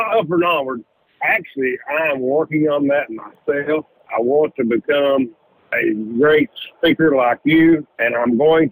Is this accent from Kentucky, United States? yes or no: yes; Kentucky, United States; I'm a Southerner from get-go, buddy. I was born in Kentucky. I love the South. I don't love the North.